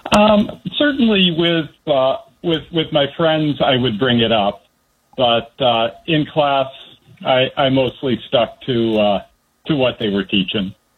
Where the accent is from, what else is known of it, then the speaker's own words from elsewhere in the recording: Washington, District of Columbia, United States; also born or lived in Northern Virginia / Bethesda, Maryland / Indiana; I grew up in the D.C. area. I was actually born in Northern Virginia, grew up in Northwest D.C., and went to junior high and high school in uh, Bethesda